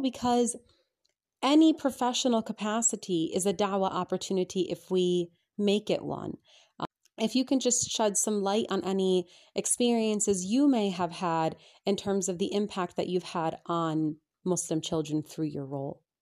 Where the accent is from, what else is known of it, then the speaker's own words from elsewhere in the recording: United States; moved away as an adult; now in England, United Kingdom; growing up in America